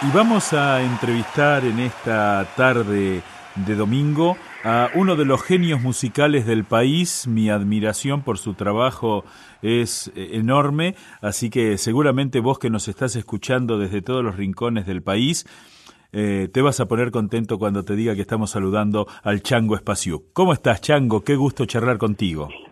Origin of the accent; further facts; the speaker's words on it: Buenos Aires, Argentina; yo soy porteño